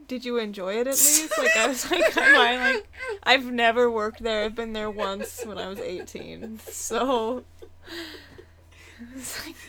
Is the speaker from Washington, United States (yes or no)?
yes; Issaquah, Washington, United States; moved away as an adult; also born or lived in Seattle / Tacoma; I grew up in like Issaquah area. And then I went to school down in Tacoma. And then lived in Seattle for a bit. Then moved here.